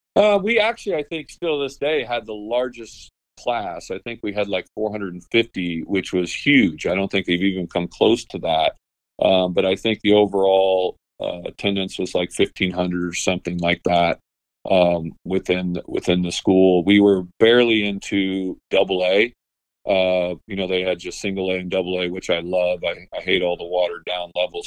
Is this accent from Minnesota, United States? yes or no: no; Washington, Illinois, United States; moved away; also born or lived in Peoria, Illinois; grew, grew up in Washington